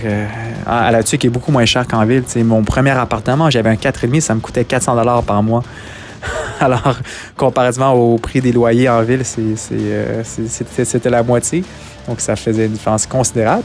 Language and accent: French; Montreal, Quebec, Canada; now in La Tuque, Canada; toute ma vie, euh, j'ai grandi à Montréal. Je suis jamais sorti de Montréal.